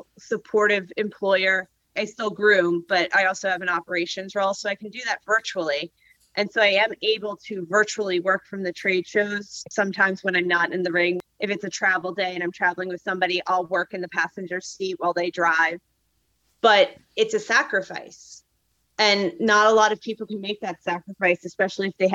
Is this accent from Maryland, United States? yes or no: no; Philadelphia, Pennsylvania, United States; I'm from the Mid-Atlantic. So like, I'm from Philly.